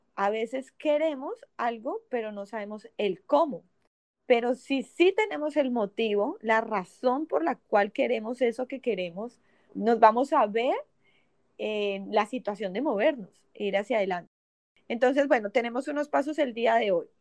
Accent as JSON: {"language": "Spanish", "town": "Cali", "region": "Valle del Cauca", "country": "Colombia", "moved": "yes", "lives_now": "Miami, United States", "said": "creadora de Tribu Femenina de Cali, Colombia"}